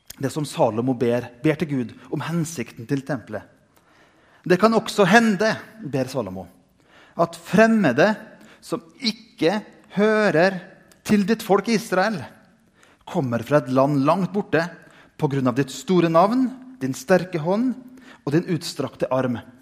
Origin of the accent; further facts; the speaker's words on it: Indre Nordmøre, Møre og Romsdal, Norway; som barn jeg gikk på søndagsskolen hjemme på Indre Nordmøre